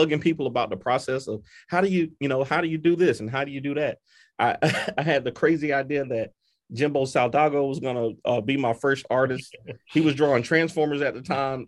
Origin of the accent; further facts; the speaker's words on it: North Carolina, United States; we're Black dudes from North Carolina